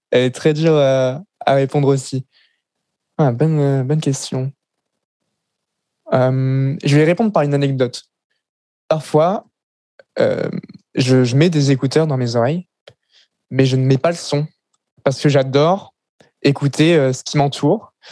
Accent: Paris, Île-de-France, France; born there; also born or lived in Lille / Le Mans / Grenoble; Euh, donc, je suis né à Paris, l'ai déménagé à Lille, puis après au Mans, après à Grenoble, après en campagne parisienne dans un petit village de 300 habitants

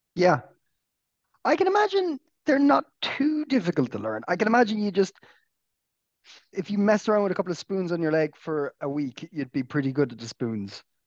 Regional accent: Ireland; being an Irish person

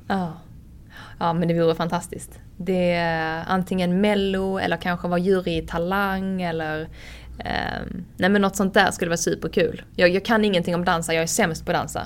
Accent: Höganäs, Skåne, Sweden; accent: Scanian; now in Stockholm, Sweden; jag kommer från Höganäs liksom. Jag hade knappt sett en limo innan jag flyttade till Stockholm

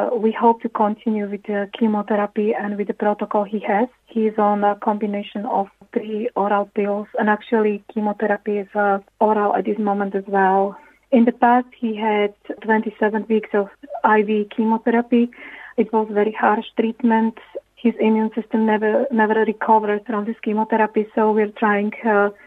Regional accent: Slovakia; moved away as an adult; now in Ireland

